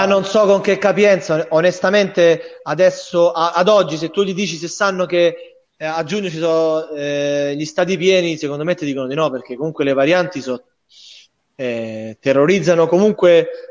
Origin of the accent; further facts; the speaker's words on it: Rome, Lazio, Italy; moved away as an adult; now in Bari, Italy; io essendo romano e romanista